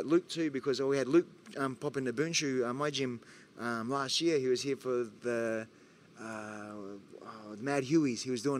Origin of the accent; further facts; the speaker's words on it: Australia; As an Aussie